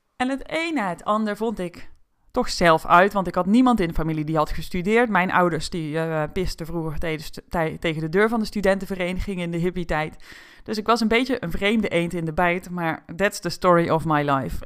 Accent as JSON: {"language": "Dutch", "region": "North Brabant", "country": "Netherlands", "tie": "born or raised there", "said": "toen ik werd geboren in Brabant"}